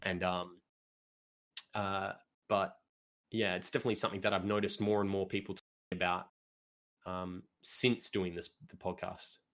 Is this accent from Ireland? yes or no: no; Australia